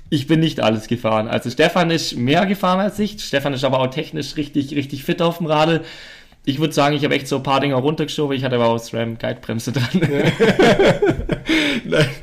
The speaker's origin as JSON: {"language": "German", "country": "Germany", "said": "Ich komme aus Deutschland, äh, sowas äh, gibt's bei uns nicht."}